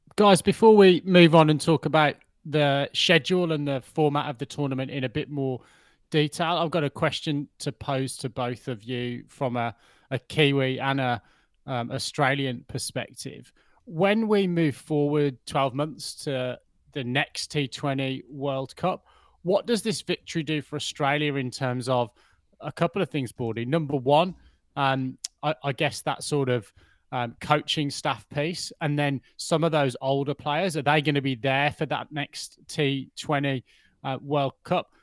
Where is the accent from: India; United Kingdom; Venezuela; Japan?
United Kingdom; England; as an Englishman